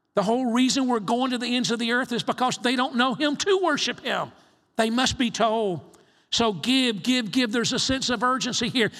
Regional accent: United States; I'm from the States

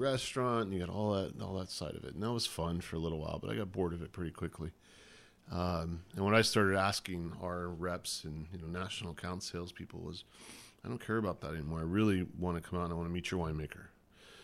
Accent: Texas, United States; now in California, United States; now I'm a hippie in California, apparently, growing up in Texas

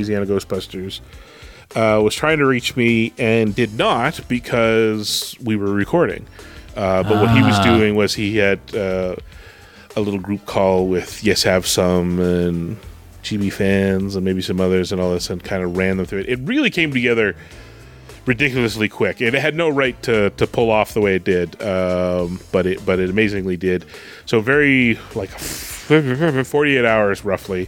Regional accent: Canada; I'm Canadian

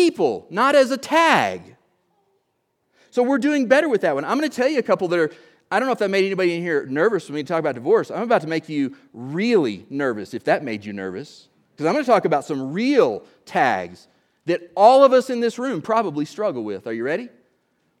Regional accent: Oklahoma, United States; I'm from Oklahoma

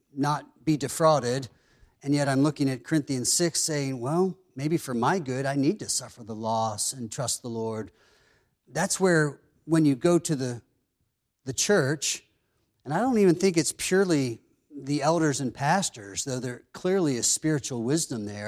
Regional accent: Pennsylvania, United States; growing up in Pennsylvania, we had a couple dozen chickens

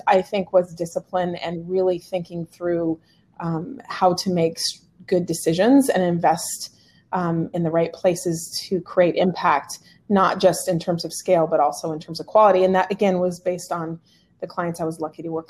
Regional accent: the Northwest, Pacific Northwest, United States; moved away; also born or lived in Central California; I was born and raised in the Northwest

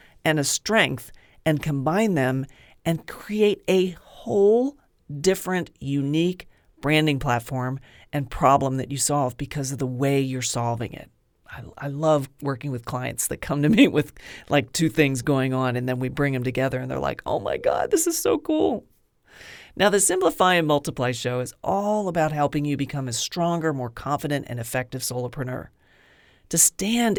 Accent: Pennsylvania, United States; I grew up in Pennsylvania

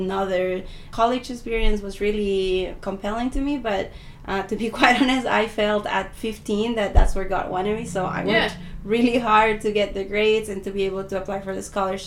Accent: Temuco, Araucanía, Chile; also born or lived in United States; now in Santiago, Chile; I am originally from Chile. And actually, I always say I'm from Temuco, which is the south.

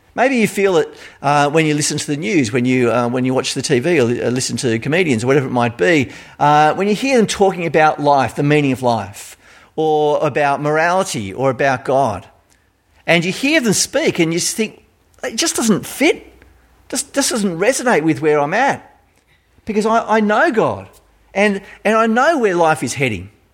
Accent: Australia; accent: Australian; my Australian accent

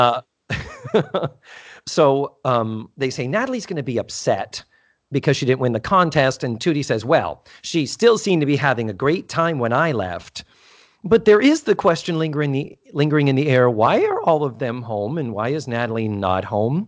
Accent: Brockton, Massachusetts, United States; I grew up in beautiful Brockton, Massachusetts

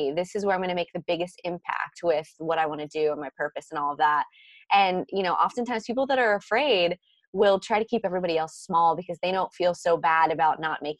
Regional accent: Florida, United States; moved away as an adult; now in California, United States; I am from Florida. I grew up in Florida. I was there till I was 23 and I got married and moved out to California.

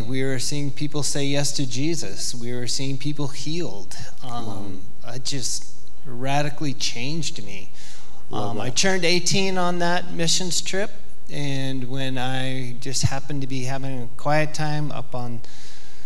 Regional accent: Polson, Montana, United States; I grew up in Polson

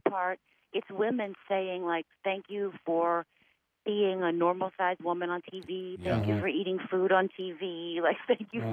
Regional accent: United States; I was born in America

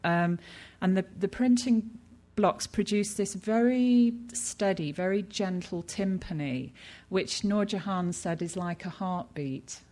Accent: United Kingdom; I'm British, and you know, we're taught as children uh, not to stare, it's rude.

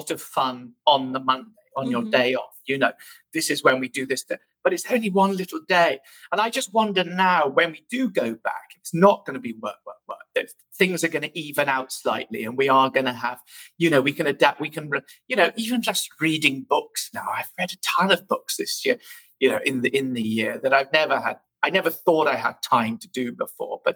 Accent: Bath, South West England, United Kingdom; moved away as an adult; also born or lived in London; now in New York, United States; I come from the West Country, near, in between sort of, well, actually just outside of Bath

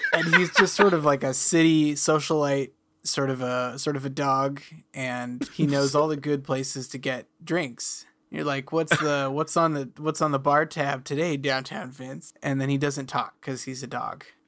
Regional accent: near Redmond, Washington, United States; When I was growing up near Redmond

